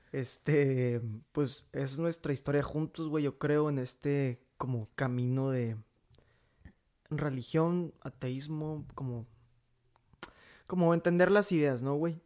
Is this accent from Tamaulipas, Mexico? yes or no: no; Monclova, Coahuila, Mexico; soy de la ciudad de Moncloa, Coahuila